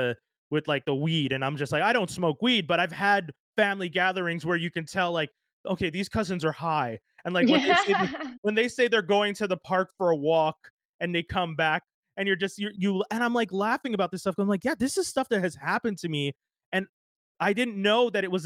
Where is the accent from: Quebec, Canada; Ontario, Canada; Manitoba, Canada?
Quebec, Canada; as a black man growing up in Canada, in Quebec